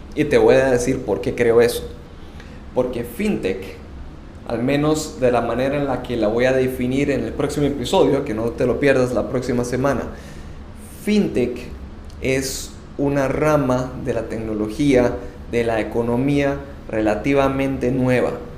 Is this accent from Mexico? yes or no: no; Costa Rica; moved away as an adult; now in Panama; Soy costarricense y tengo casi 10 años viviendo en Panamá